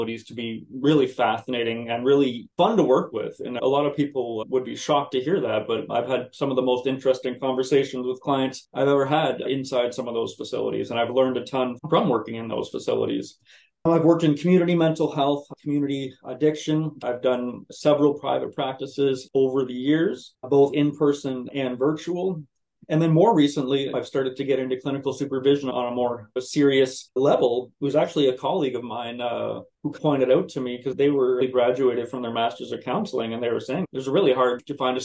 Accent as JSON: {"language": "English", "town": "North Bay", "region": "Ontario", "country": "Canada", "tie": "born or raised there", "also_born_or_lived": "Ottawa, Ontario", "lives_now": "Brockville, Canada", "said": "I'm actually from North Bay, Ontario, born and raised there"}